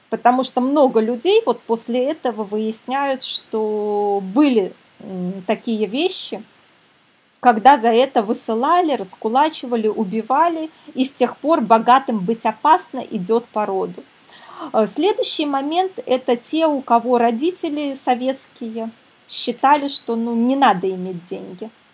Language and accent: Russian; Minsk, Belarus; Я сама из Минска